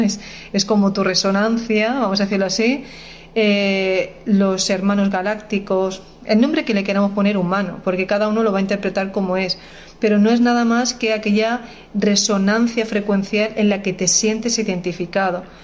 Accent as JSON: {"language": "Spanish", "country": "Spain", "said": "yo soy española"}